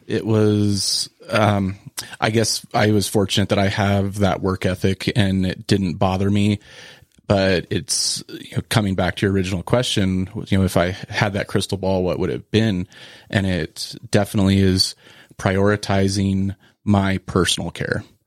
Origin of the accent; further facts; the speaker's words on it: Cañon City, Colorado, United States; I started volunteering, um, I think at eleven at a mixed animal practice in Colorado where I was, where I grew up in Canyon City